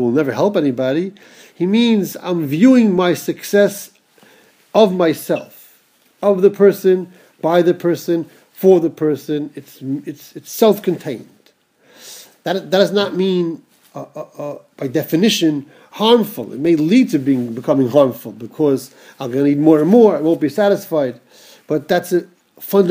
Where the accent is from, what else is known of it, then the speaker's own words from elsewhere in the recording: United States; growing up in America